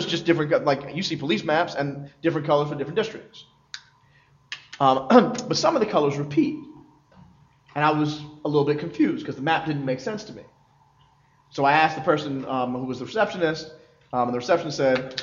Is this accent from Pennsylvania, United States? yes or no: yes; Philadelphia, Pennsylvania, United States; Philly. I'm from Philly